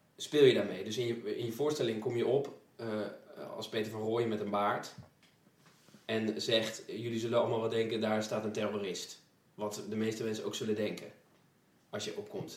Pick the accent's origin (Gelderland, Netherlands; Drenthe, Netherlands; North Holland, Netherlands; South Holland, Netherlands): Gelderland, Netherlands; Twello; ik kom uit Twello